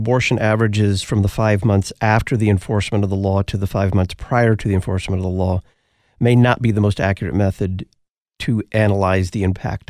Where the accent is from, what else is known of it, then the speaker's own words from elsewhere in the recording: Texas, United States; My home state of Texas